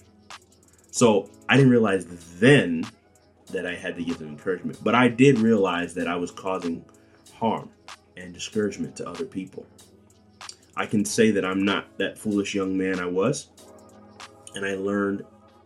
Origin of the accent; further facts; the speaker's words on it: Bakersfield, California, United States; my hometown, Bakersfield, California